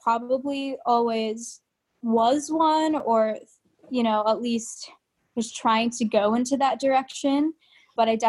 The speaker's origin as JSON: {"language": "English", "town": "Lincoln", "region": "Nebraska", "country": "United States", "tie": "born or raised there", "also_born_or_lived": "Fargo, North Dakota", "said": "So I was born in Fargo, North Dakota, and then I moved to Lincoln, Nebraska when I was about, I think, 9 months old. So Lincoln is the only home I know"}